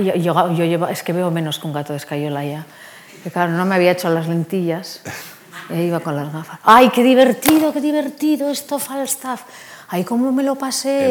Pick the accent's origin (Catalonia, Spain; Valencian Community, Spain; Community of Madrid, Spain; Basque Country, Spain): Basque Country, Spain; Soy vasca